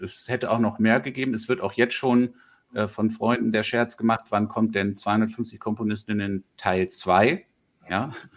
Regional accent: Langenhagen, Lower Saxony, Germany; also born or lived in Braunschweig / Hanover; now in Berlin, Germany; meine Eltern ähm, in die Nähe, in den Norden von Hannover gezogen, Langenhagen, äh, die Flughafenstadt. Und äh, ich bin da eigentlich auf dem Dorf aufgewachsen

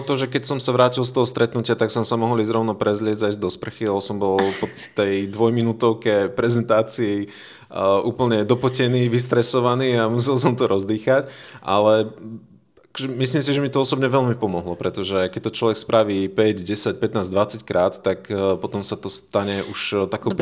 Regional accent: Veľký Krtíš, Banská Bystrica Region, Slovakia; moved away as an adult; also born or lived in England; now in Žilina, Slovakia; ja som rodený Slovák z veľkého mesta s názvom Veľký Krtiš

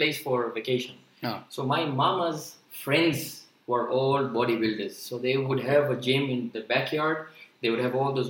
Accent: Mombasa, Mombasa County, Kenya; moved away as an adult; now in Pune, India; I'm basically from Kenya. Right, yeah. I've been born and brought up there.

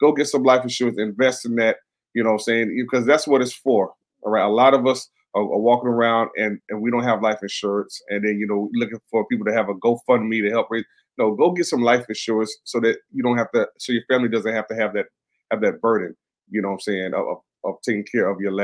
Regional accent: Florida, United States; moved away; I'm from Florida, so you know, I want to get back down to my state to check on my parents

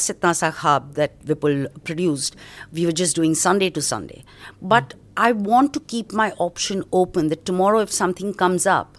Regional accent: Mumbai, Maharashtra, India; Born and brought up in Bombay.

